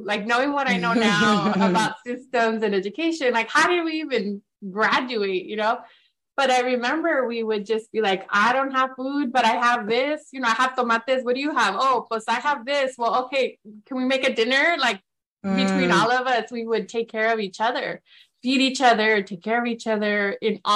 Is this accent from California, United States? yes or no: no; near Grandview, Yakima Valley, Washington, United States; I went to the Grandview campus, which was the small satellite campus that was near my hometown